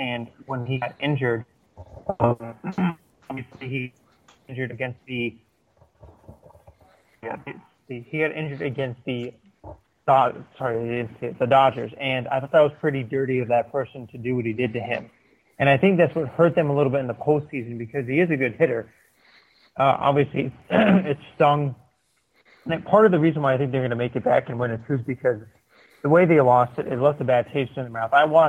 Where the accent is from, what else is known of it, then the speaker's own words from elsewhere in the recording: Connecticut, United States; They got my hometown hero, Matt Harvey, there from the same part of Connecticut.